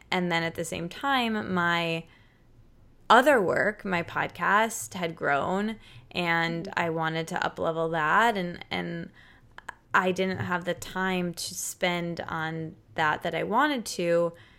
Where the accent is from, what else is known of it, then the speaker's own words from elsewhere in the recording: Michigan, United States; moved away; I'm from Michigan and I was living in Michigan for a really long time